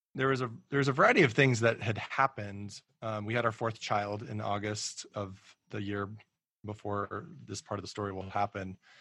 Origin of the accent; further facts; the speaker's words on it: Colorado Springs, Colorado, United States; moved away as an adult; also born or lived in Kansas City; now in Washington, D.C., United States; we were raised in Colorado and raised in Colorado Springs in particular